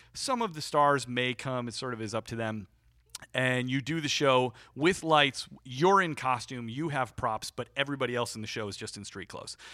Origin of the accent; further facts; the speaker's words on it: Chicago, Illinois, United States; also born or lived in Peoria, Illinois; i'm originally from chicago suburbs of chicago